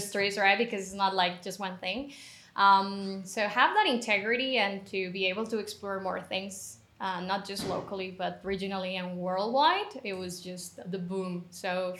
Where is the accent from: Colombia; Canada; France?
Colombia; I am originally from Colombia, currently in Colombia